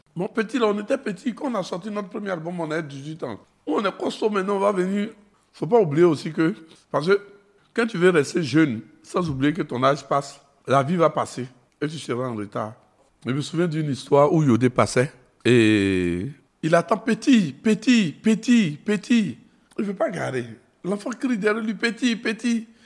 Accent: Côte d’Ivoire; on vient des Gbatanekro. Et quand on était petit, pour être un homme dans notre quartier, il fallait appartenir à un groupe de gangsters

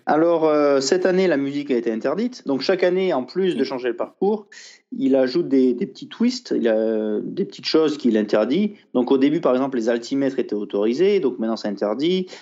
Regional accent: France; je suis français

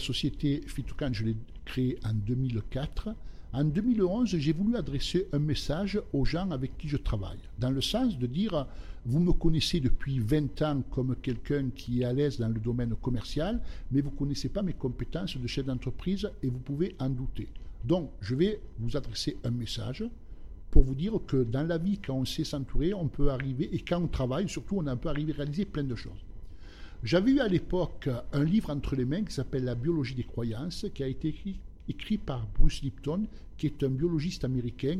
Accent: Basses-Alpes and upper Var, Provence-Alpes-Côte d'Azur, France; also born or lived in southern Italy; Je suis venu en France, j'avais à l'âge de 3 ans. Et j'ai vécu euh, dans la région des Basses-Alpes et du haut var

